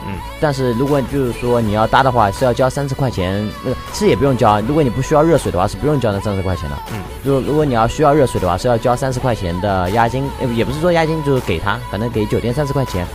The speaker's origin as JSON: {"language": "Chinese", "town": "Hangzhou", "region": "Zhejiang", "country": "China", "said": "我是浙江杭州的"}